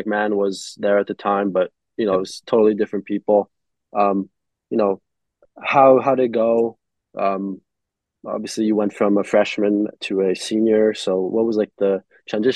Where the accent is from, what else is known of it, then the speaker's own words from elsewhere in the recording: Canada; I'm from Canada.